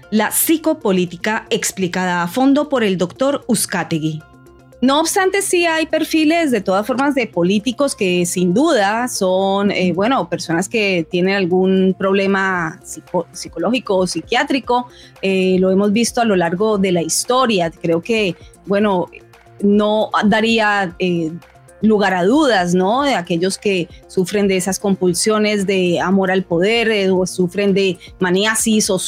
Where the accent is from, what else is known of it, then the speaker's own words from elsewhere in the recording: Colombia; Moralmente, los colombianos de bien, y me atrevo así a d